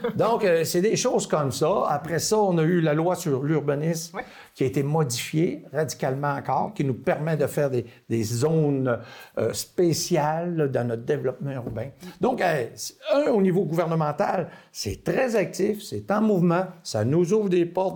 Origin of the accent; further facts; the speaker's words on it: Dolbeau-Mistassini, Quebec, Canada; j'ai été élevé à Dolbeau Mistassini